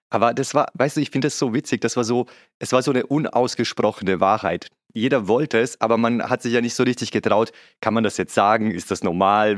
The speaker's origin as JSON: {"language": "German", "region": "Vienna", "country": "Austria", "moved": "yes", "said": "ich bin typischer Wiener"}